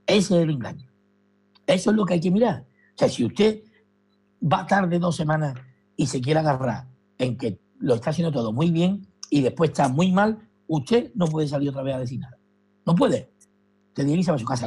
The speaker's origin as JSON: {"language": "Spanish", "town": "Madrid", "region": "Community of Madrid", "country": "Spain", "said": "yo soy de Valleca"}